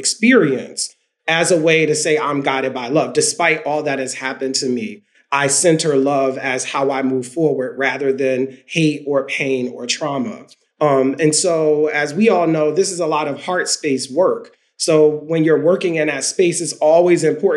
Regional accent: Philadelphia, Pennsylvania, United States; growing up in South Philly

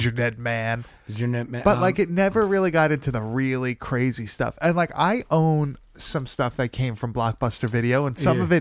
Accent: Long Island, Nassau County, New York, United States; we are from Long Island. We are from Nassau County.

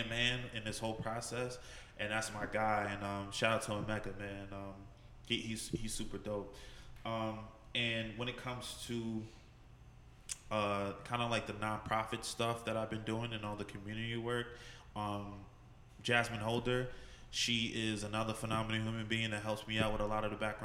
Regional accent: Montclair, New Jersey, United States; also born or lived in Paterson, New Jersey; I'm originally from Paterson, New Jersey. So very fortunate to be able to go from there and then moving to Montclair at a very young age.

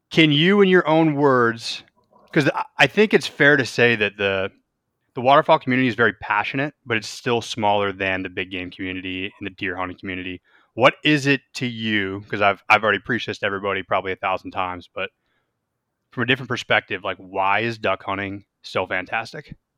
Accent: Western New York, United States; moved away; growing up in Western New York

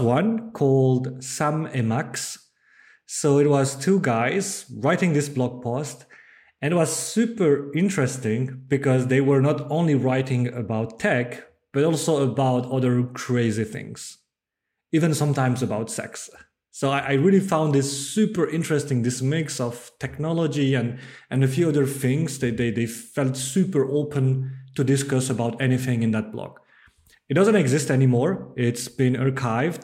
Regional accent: Bordeaux, Nouvelle-Aquitaine, France; English is a second language; moved away as an adult; also born or lived in Netherlands; I'm from France. I, I, I was born and grew up in, in Bordeaux

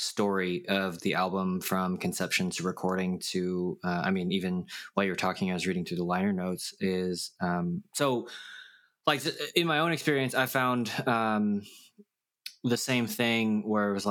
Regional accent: United States; we are Korean American

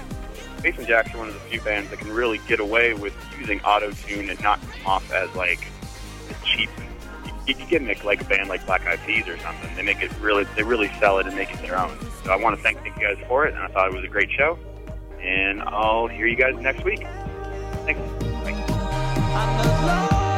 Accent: Wilmington, North Carolina, United States; I'm from Wilmington, North Carolina

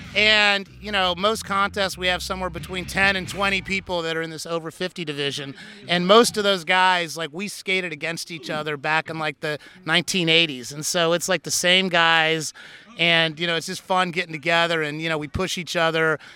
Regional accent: Indianapolis, Indiana, United States; moved away as an adult; also born or lived in California; now in Washington, D.C., United States; I'm originally from the Midwest. I grew up in Indianapolis, Indiana

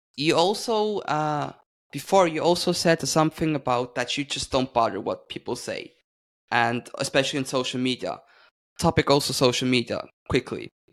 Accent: Switzerland; I'm from Switzerland

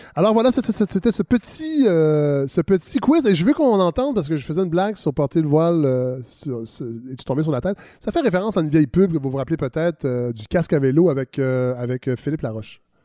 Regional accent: Saint-Hyacinthe, Quebec, Canada; moved away; je viens de Saint-Hyacinthe

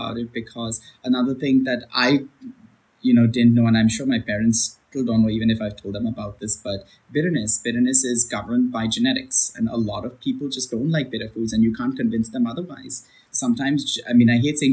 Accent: India; moved away; I was born in India. So my flavor profiles that immediately come to mind are those that are, you know, from what I've experienced as a kid in India

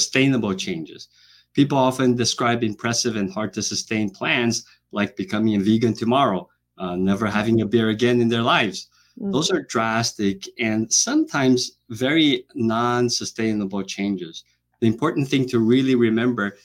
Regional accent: Brazil; moved away as an adult; also born or lived in Boston / Atlanta / Hawaii; now in United States; I was born and raised in Brazil, went to medical school in Brazil

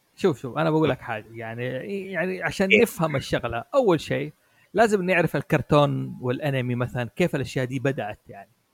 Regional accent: Saudi Arabia; نحن كان عندنا في السعوديه

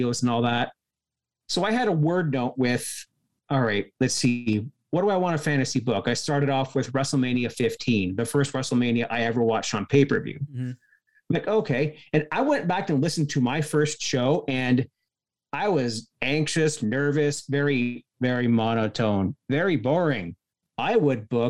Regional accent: Cannington, Ontario, Canada; my hometown of Cannington

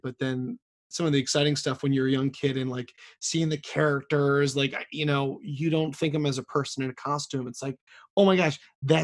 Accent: Maryland, United States; I'm born and raised in Maryland most of my life

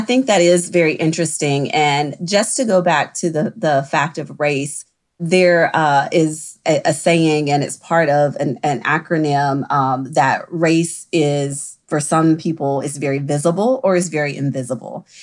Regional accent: the South, United States; I also am from the South. I practice in the South. I grew up in the South

